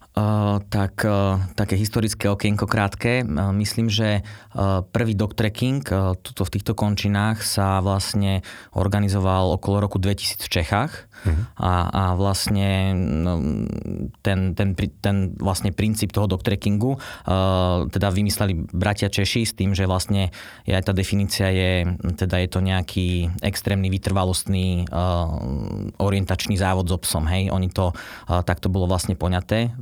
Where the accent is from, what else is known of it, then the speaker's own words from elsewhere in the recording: Martin, Žilina Region, Slovakia; moved away as an adult; ja pochádzam z Martina, a eh, po nejakom pôsobení v zahraničí som sa teda vrátil domov